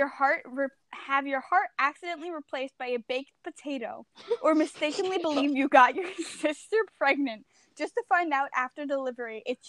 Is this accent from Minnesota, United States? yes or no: no; New York, United States; I'm born and raised in New York.